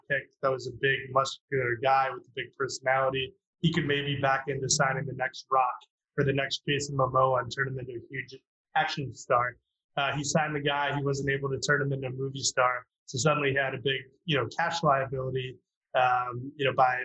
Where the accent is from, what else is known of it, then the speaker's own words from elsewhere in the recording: Chicago, Illinois, United States; I grew up in Chicago